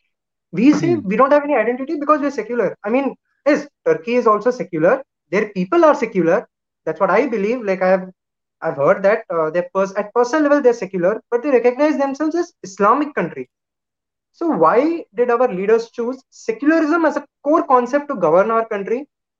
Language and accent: English; Chennai, Tamil Nadu, India; I am from Tamil Nadu, Chennai.